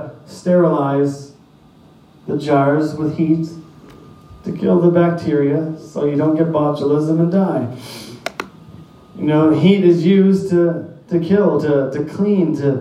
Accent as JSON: {"language": "English", "town": "Saint John", "region": "New Brunswick", "country": "Canada", "tie": "born or raised there", "moved": "as an adult", "said": "I grew up in St. John."}